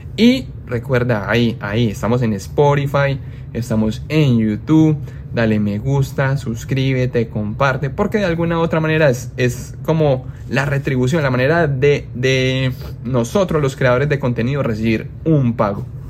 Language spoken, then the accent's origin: Spanish; Colombia; moved away; mi país, como es Colombia